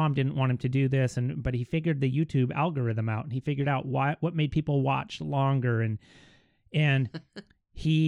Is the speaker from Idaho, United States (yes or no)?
yes; Kellogg, Idaho, United States; Born and raised in good old Kellogg